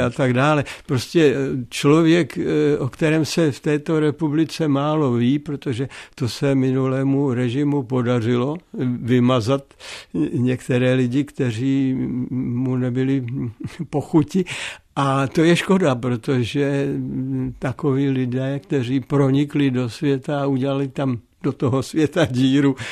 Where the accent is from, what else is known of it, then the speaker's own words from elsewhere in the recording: Opočno, Hradec Králové Region, Czechia; also born or lived in Nový Knín; u nás v Opočně, to znamená tam, kde já jsem vyrostl